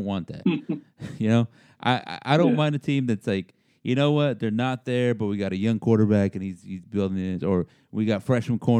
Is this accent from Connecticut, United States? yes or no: no; San Antonio, Texas, United States; I grew up in San Antonio